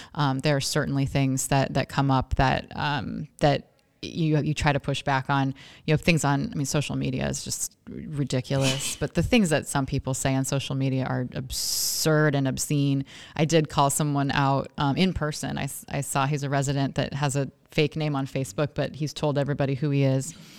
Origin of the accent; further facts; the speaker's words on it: Oregon, United States; moved away as an adult; also born or lived in Washington, D.C.; now in Scranton, United States; I'm not from here. Most of you in this room probably know that. I'm from Oregon